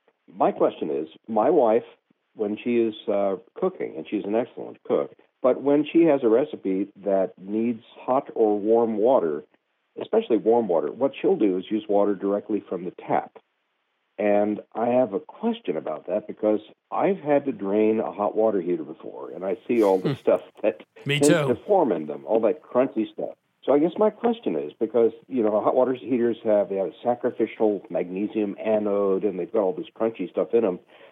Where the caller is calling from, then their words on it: LaGrange, Kentucky, United States; I'm calling from LaGrange, Kentucky.